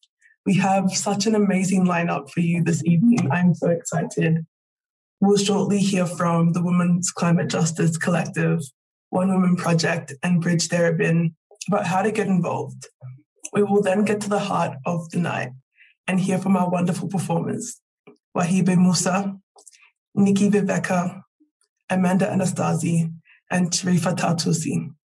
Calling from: Victoria, Australia; I am calling in from Wurundjeri country

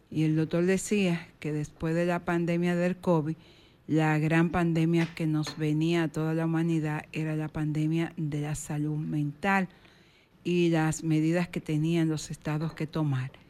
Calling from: San Cristóbal, Dominican Republic; de San Cristóbal.

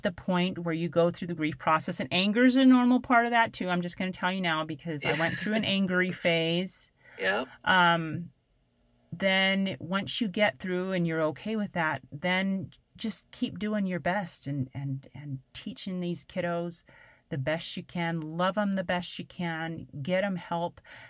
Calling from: Arkansas, United States; moved away as an adult; after we moved from Arkansas

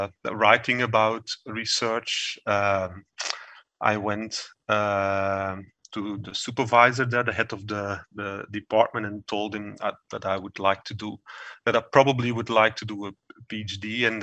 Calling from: Geel, Flanders, Belgium; I'm calling from my home office in Geel, a beautiful small city in Belgium.

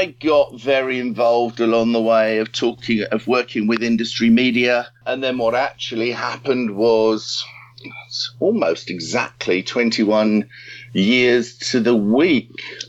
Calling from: Highbury, London, United Kingdom; I'm actually Skyping you from home in Highbury at the moment.

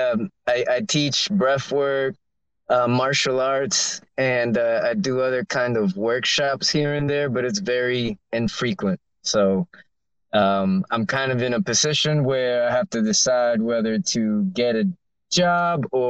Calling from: Miami, Florida, United States; I'm coming, calling from Miami

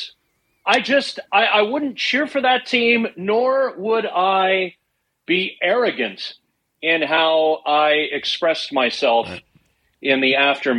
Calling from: Halifax, Nova Scotia, Canada; I'm calling from Halifax, Nova Scotia.

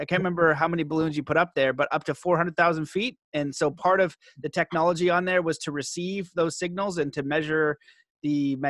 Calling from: Cambridge, Ontario, Canada; Cambridge, Ontario.

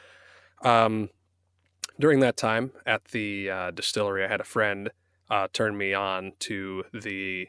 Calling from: Van Nuys, California, United States; I'm calling in from my closet in Van Nuys, California.

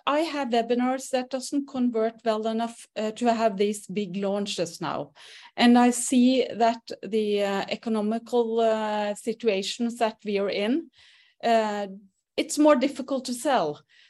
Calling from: Norway; From Norway.

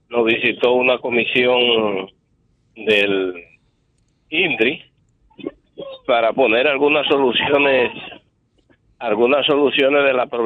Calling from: Los Mameyes, Distrito Nacional, Dominican Republic; buenas tardes … de los Mameyes.

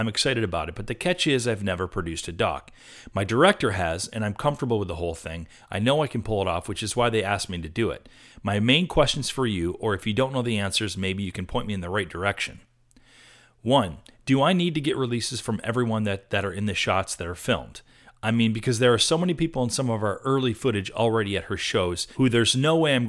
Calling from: Portland, Oregon, United States; also born or lived in Israel; I am from Portland, Oregon originally, but I've lived in LA for 10 years, minus 3 in Israel.

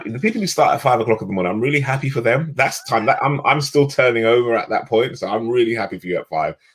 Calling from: Radlett, East of England, United Kingdom; So I'm in a little village called Radlett, which is about between, if people know where St. Albans or Watford is, just out in Hertfordshire

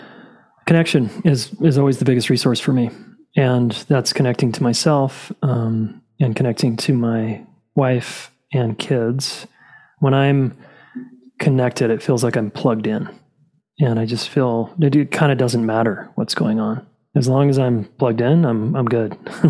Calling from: Boulder, Colorado, United States; I'm calling in from Boulder, Colorado.

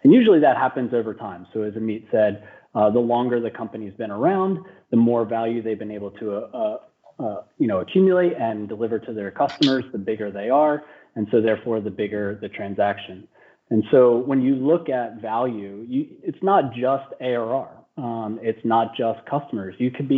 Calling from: Philadelphia, Pennsylvania, United States; Well, I'm streaming in from Philadelphia. I'm actually just down the road from Mel.

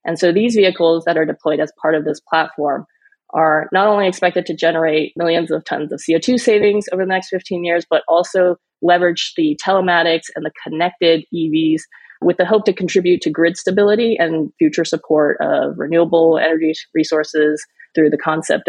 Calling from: California, United States; So I'm dialing in from the Bay Area, Silicon Valley, in California.

